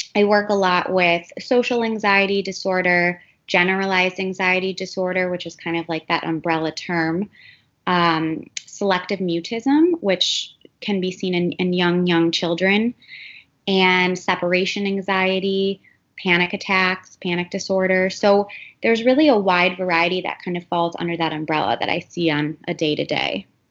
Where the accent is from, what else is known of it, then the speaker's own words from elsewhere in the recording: Cleveland, Ohio, United States; moved away as an adult; also born or lived in New York; now in Miami, United States; I am originally from Cleveland, Ohio, um, but I've actually lived in Miami close to 12 years now